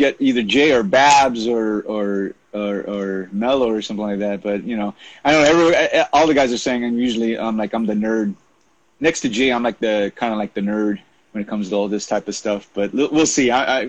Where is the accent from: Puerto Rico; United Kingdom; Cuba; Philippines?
Philippines; My mother, obviously, I'm Filipino. My parents came from the Philippines to the United States in '68